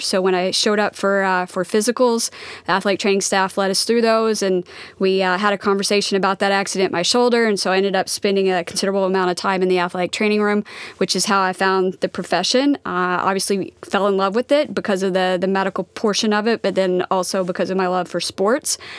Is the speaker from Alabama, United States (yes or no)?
no; Wapanucka, Oklahoma, United States; moved away; Wapanuck, Oklahoma